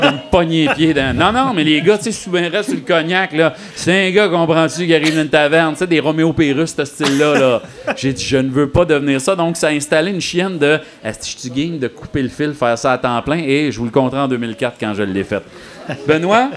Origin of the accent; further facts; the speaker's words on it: Sullivan, Quebec, Canada; moved away; je viens de Sullivan, euh, la culture, c'était la TV